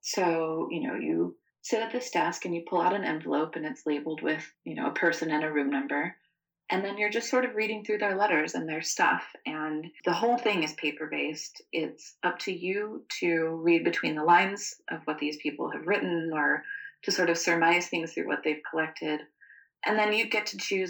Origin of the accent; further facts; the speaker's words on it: the South, United States; Growing up in the South, my dad used to take us around to a lot of battlefield graveyards and old historic homes.